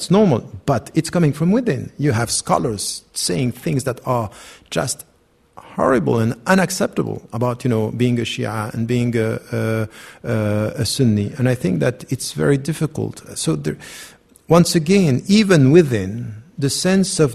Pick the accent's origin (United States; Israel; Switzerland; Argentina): Switzerland; I was born and raised in Switzerland